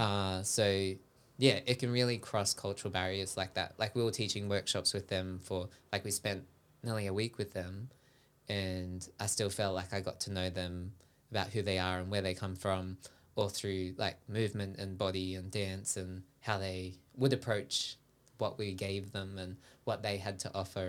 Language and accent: English; Sydney, New South Wales, Australia; I grew up in Sydney